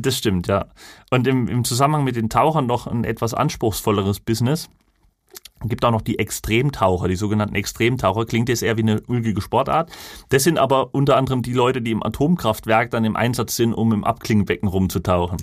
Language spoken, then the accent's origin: German; Lauscha, Thuringia, Germany; in meinem Heimatort Lauscha ist ja die Glasindustrie